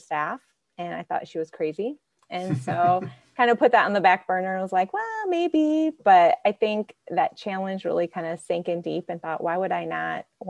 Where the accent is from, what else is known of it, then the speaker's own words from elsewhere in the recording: Archbold, Ohio, United States; Archbold, Ohio, a small farming community up in Northwest Ohio.